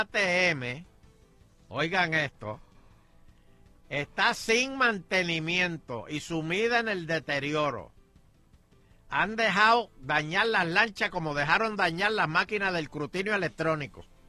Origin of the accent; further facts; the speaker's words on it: Puerto Rico; así somos los puertorriqueños